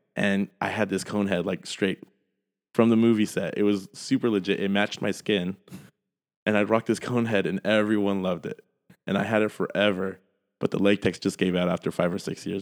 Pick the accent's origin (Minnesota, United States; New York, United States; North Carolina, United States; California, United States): California, United States; San Jose; being just a random Peruvian Italian kid growing up in South San Jose